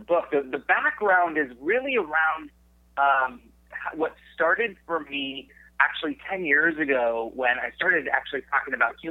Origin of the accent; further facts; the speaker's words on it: San Jose, California, United States; also born or lived in Arizona; I was born and raised in San Jose, California